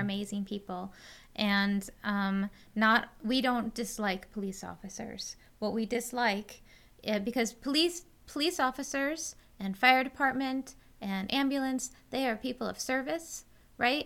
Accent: Western New York, United States; I grew up out here in Western New York

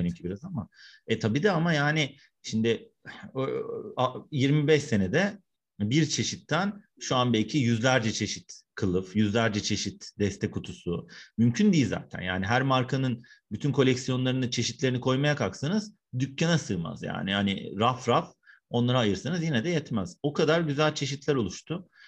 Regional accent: Istanbul, Turkey; 1974 İstanbul'da doğumluyum. İstanbul Üniversitesi İletişim Fakültesi'nde okuyup orada yüksek lisans yaptım.

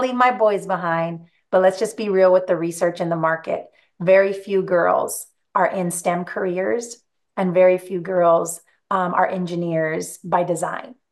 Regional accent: Greenfield, California, United States; growing up in Greenfield, showed them my little house that I grew up

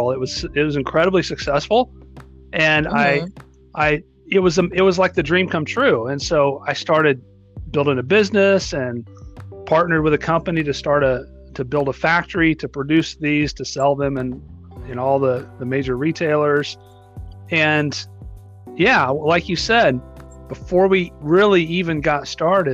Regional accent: North Texas, United States; also born or lived in Colorado; I was born and raised in North Texas

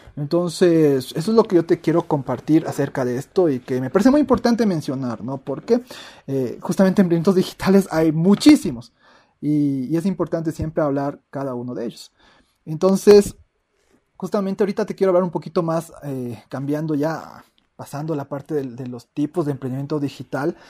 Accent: Ecuador; aquí en Latinoamérica, en mi país de Ecuador

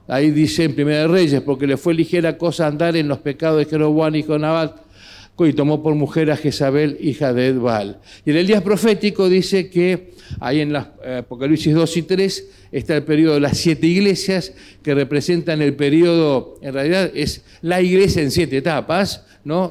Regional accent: Argentina; nuestra realidad como sociedad aquí en Argentina, con nuestras características, nuestra idiosincrasia

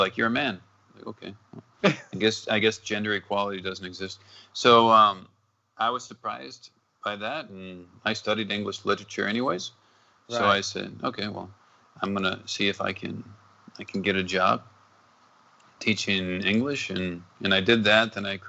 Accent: Minnesota, United States; born there; also born or lived in North Dakota / Texas / New Mexico / Arizona; I was born in Minnesota, then was in North Dakota, and then back to Minnesota because my mother wanted to have my brother in the same hospital.

